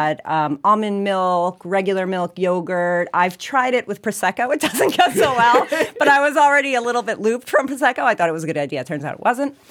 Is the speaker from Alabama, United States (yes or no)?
no; New York, United States; I'm also from New York